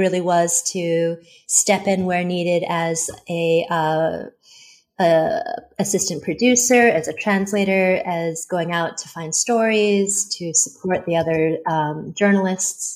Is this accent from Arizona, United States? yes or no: yes; Tucson, Arizona, United States; first language Mandarin Chinese; English is a second language; moved away as an adult; also born or lived in New York / California / Beijing; I was born in New York, and I grew up in Tucson, Arizona, and then from there went off to California and then to Beijing